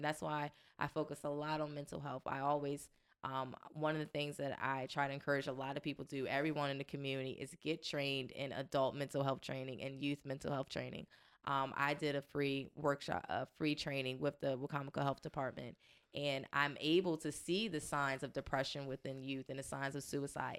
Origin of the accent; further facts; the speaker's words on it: Washington, District of Columbia, United States; moved away; I'm originally from Washington, D C